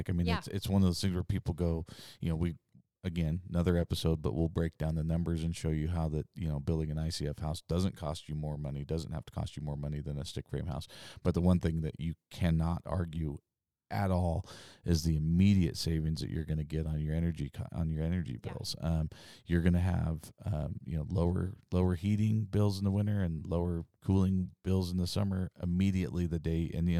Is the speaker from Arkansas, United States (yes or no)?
no; Idaho, United States; because we're from Idaho and that's what it feels like